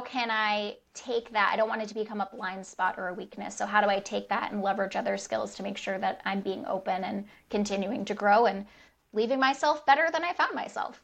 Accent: United States; first language English; also born or lived in Rhode Island / Michigan; white woman who was born in the United States. My native language is English

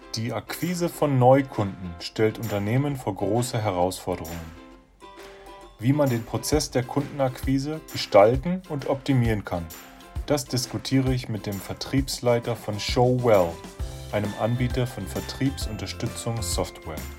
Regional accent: Berlin, Germany; also born or lived in China; now in Stuttgart, Germany; ich bin äh, aus Berlin ursprünglich und bin jetzt in Stuttgart

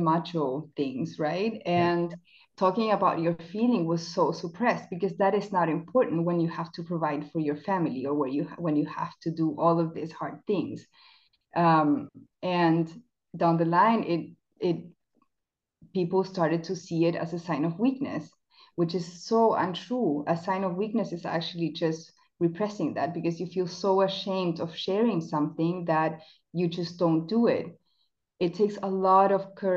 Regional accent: Chile; English is a second language; now in Germany; So I'm South American. I was born in Chile

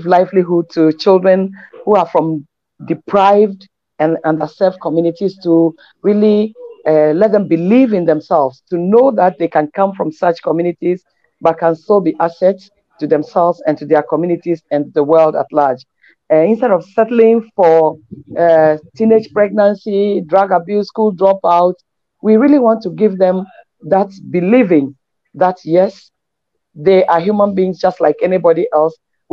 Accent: Ghana; I'm really a Ghanaian.

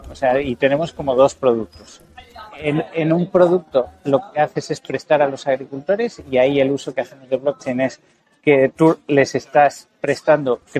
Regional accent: Mexico; Y es una realidad que yo conozco, por, como mexicano, pues mi familia tiene una finca de café

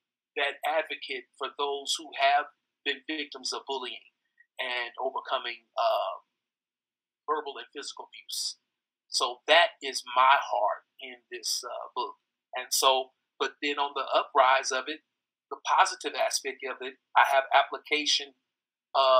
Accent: Fort Wayne, Indiana, United States; moved away as an adult; now in Nashville, United States; born and raised in Fort Wayne, Indiana, the same hometown as my brother Jermichael

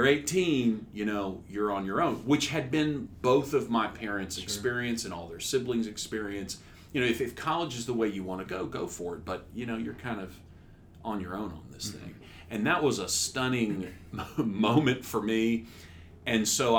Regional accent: Humble, Texas, United States; also born or lived in Houston, Texas; I was born in Houston, Texas. I grew up in Humble, Texas, which is north of Houston, about 20 miles

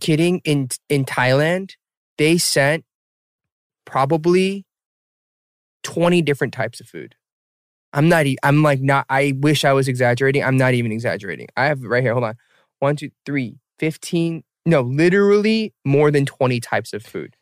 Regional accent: Atlanta, Georgia, United States; I am in my hometown Atlanta

